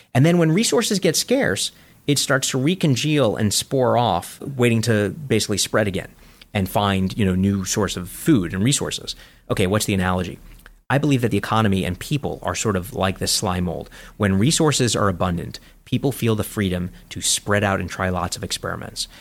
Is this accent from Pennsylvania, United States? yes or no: no; New York City, New York, United States; When I grew up in Coney Island